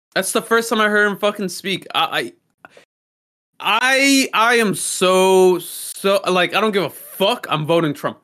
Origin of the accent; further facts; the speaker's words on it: New York City, New York, United States; I'm American, you're American, we were born here, fucking Brooklyn raised